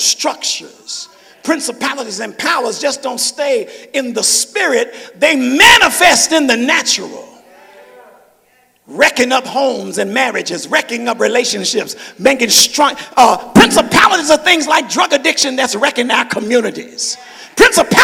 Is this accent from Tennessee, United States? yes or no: yes; Memphis, Tennessee, United States; I'm from Memphis.